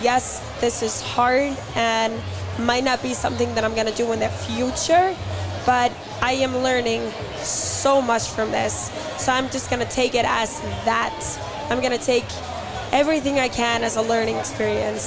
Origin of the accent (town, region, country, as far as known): Iceland